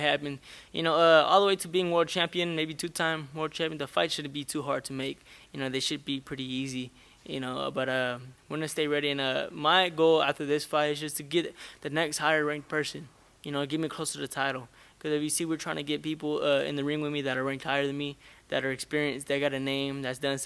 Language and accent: English; Stockton, California, United States; I come from Stockton, California